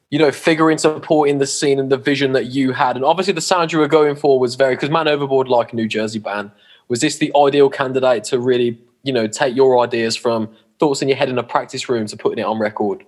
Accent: England, United Kingdom; we're English

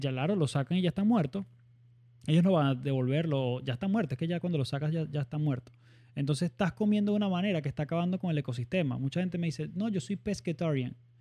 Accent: Barquisimeto, Lara, Venezuela; no soy de costa, soy de Barquisimeto

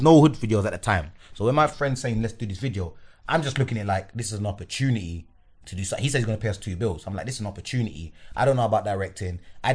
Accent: London, United Kingdom; I'm this kid from Northwest

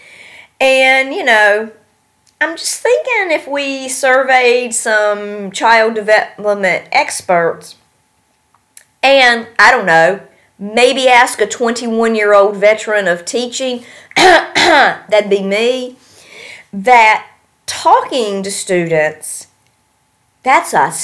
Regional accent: North Carolina, United States; moved away; I'm from North Carolina

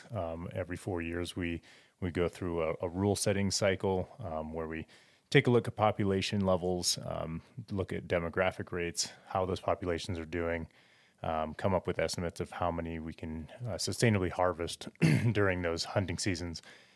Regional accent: Cody, Wyoming, United States; I grew up in Cody, Wyoming, outside of Yellowstone.

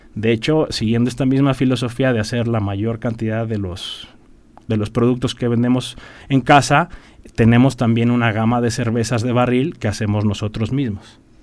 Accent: Querétaro, Mexico; yo soy queretano

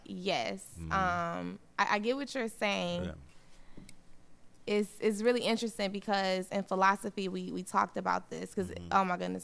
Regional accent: United States; I'm from America.

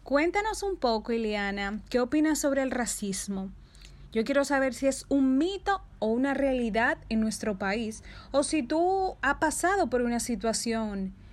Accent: Dominican Republic

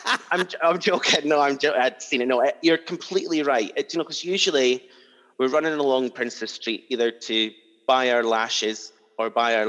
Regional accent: Kirkcaldy, Scotland, United Kingdom; moved away as an adult; also born or lived in Glasgow; now in Edinburgh, United Kingdom; Kirkcaldy in Fife

